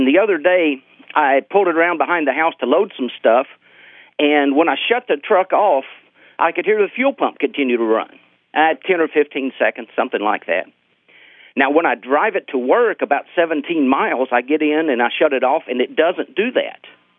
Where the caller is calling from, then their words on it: Junction City, Arkansas, United States; I'm calling from Junction City, Arkansas.